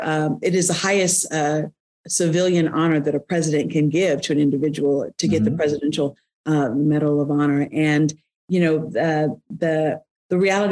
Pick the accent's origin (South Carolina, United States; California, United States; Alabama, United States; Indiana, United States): Alabama, United States; Selma; now in Birmingham, United States; I grew up in the district, too. I grew up in the rural part of the, I grew up in Selma, right? And live in Birmingham.